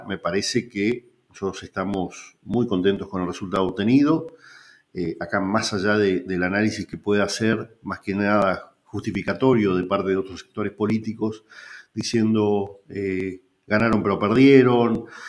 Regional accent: Puerto San Julián, Santa Cruz, Argentina; ser intendente en la localidad donde, donde naciste

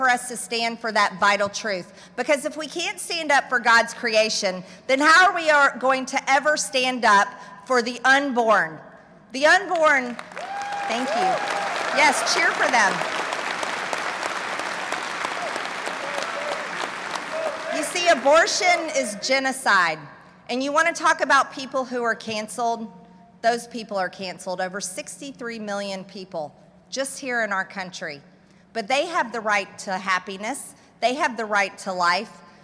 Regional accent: United States; As an American woman, I'm very proud to be an American woman.

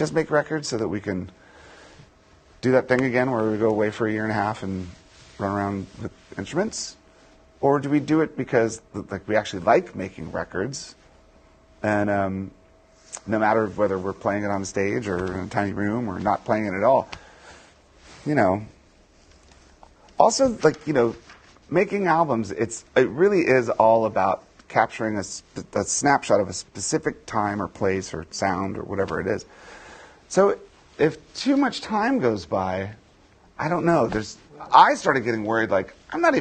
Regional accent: D.C., Virginia, United States; born or raised there

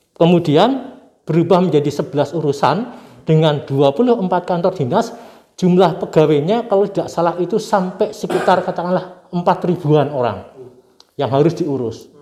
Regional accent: Purwokerto, Central Java, Indonesia; now in Yogyakarta, Indonesia; di daerah saya di Purwokerto sana di Kabupaten Banyumas

